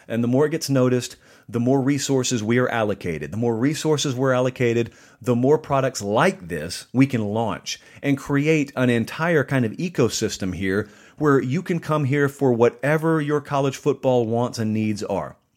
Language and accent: English; the South, United States